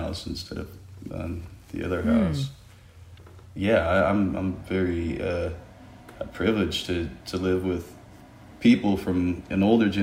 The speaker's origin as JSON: {"language": "English", "town": "Sacramento", "region": "California", "country": "United States", "tie": "born or raised there", "also_born_or_lived": "Hayward, California", "said": "I was born in the Bay Area in Hayward. But I grew up in between kind of both of them. Yeah, Sacramento"}